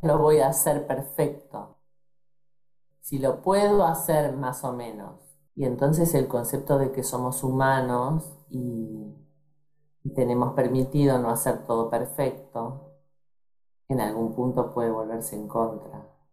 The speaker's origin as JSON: {"language": "Spanish", "town": "Rosario", "region": "Santa Fe", "country": "Argentina", "tie": "born or raised there", "said": "En Argentina. Nací en Rosario, a 300 kilómetros más o menos"}